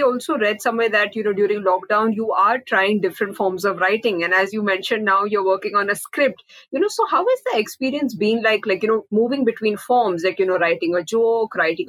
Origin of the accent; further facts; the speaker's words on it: Bahrain; I was born and raised in Bahrain